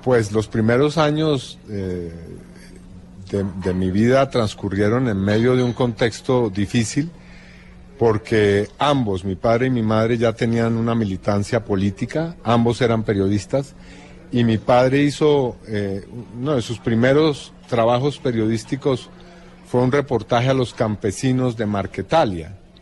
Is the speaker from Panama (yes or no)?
no; Colombia; moved away